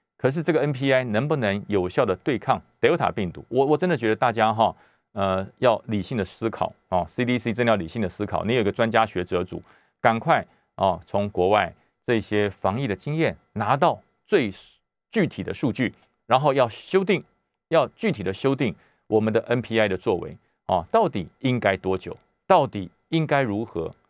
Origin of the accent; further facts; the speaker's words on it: Taoyuan, Taiwan; 我，我们桃园人也非常地紧张啊